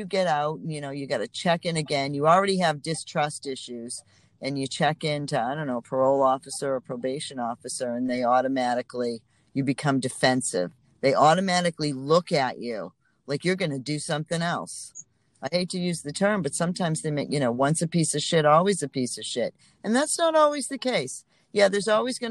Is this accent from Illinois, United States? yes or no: no; Boston, Massachusetts, United States; also born or lived in Atlanta, Georgia; Boston, I'm a Boston girl, so that's my hometown